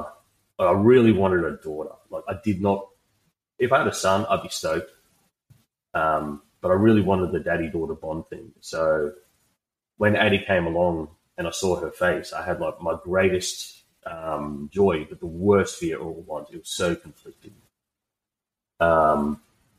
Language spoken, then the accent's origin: English; Australia; I'm just an Aussie bloke